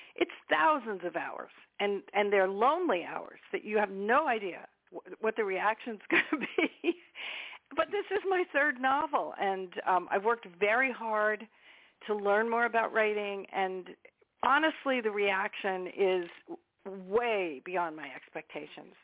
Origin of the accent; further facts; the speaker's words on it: United States; being an American